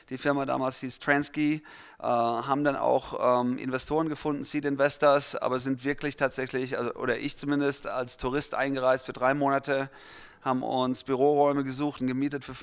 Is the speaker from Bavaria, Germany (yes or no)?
no; Mannheim, Baden-Württemberg, Germany; also born or lived in Heidelberg; now in Los Angeles, United States; Ich bin äh, in Mannheim geboren worden, äh, worden ähm, habe dann aber mehr oder weniger zu meiner Jugend die Zeit zwischen Mannheim und Heidelberg gesplittet